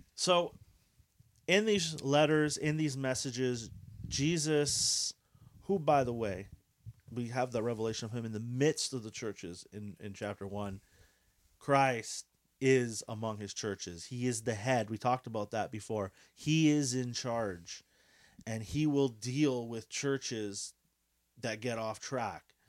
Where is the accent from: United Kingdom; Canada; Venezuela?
Canada; Quebec; we are Canadian, uh, specifically Quebecois. uh, Quebecers